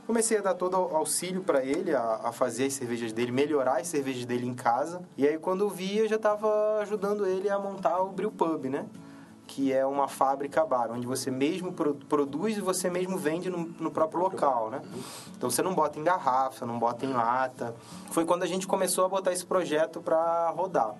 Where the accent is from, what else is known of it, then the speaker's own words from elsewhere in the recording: Petrópolis, Rio de Janeiro, Brazil; eu sou de, original de Petrópolis, no Rio de Janeiro